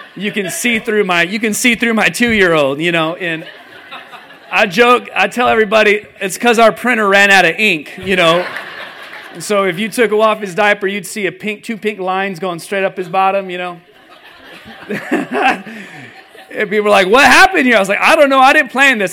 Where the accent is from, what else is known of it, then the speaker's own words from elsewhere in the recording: California, United States; moved away as an adult; also born or lived in Seattle area, Washington; now in Nashville, United States; I grew up in California